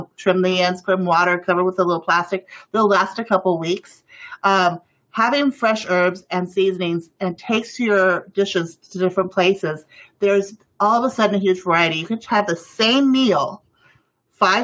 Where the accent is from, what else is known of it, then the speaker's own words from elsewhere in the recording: Mexico; I grew up in Mexico